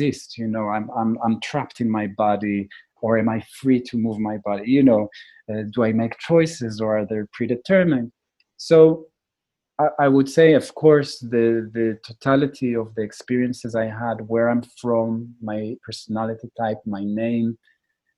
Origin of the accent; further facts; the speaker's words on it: Jerusalem, Jerusalem District, Israel; I was born in Jerusalem, grew up in Israel, a highly intense place